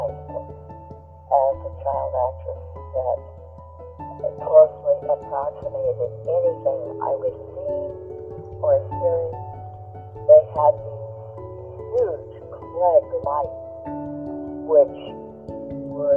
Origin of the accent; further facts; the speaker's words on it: Los Angeles, California, United States; also born or lived in Glendale, California; now in West Virginia, United States; I was taken home from the hospital to a home in Hollywood. My father was born there, and so was I.